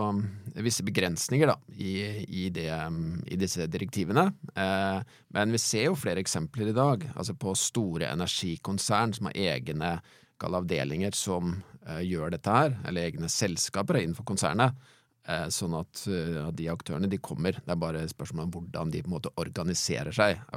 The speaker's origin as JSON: {"language": "Norwegian", "town": "Sarpsborg", "region": "Østfold", "country": "Norway", "tie": "born or raised there", "said": "Jeg har også vokst opp i Østfold. Jeg har vokst opp i Sarpsborg."}